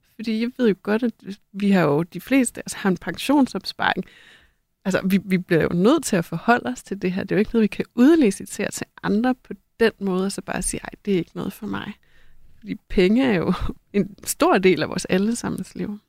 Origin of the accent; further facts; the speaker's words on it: North Jutland, North Denmark Region, Denmark; i Nordjylland, hvor jeg er vokset op